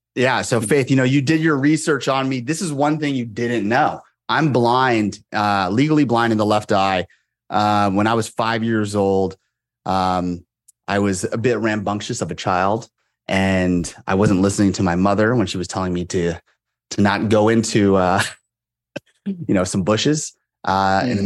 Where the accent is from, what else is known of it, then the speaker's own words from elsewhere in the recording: Moraga, California, United States; also born or lived in Monterey, California; I grew up there from when I was five and, until I graduated high school